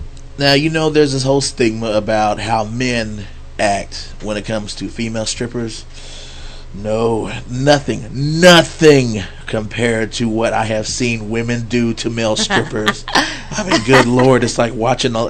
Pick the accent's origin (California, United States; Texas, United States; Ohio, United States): Texas, United States; Fort Worth; now I'm in from Fort Worth, so I'm like, or better known as the dark side of the Metroplex.